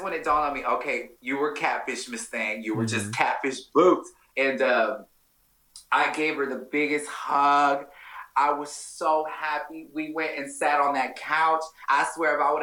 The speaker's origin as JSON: {"language": "English", "town": "Dallas", "region": "Texas", "country": "United States", "said": "I'm from Dallas"}